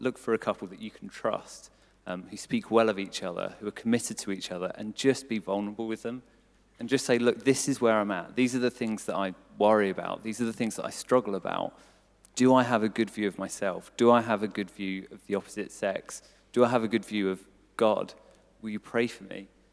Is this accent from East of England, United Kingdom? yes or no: yes; Cambridgeshire, East of England, United Kingdom; moved away as an adult; I grew up in Cambridgeshire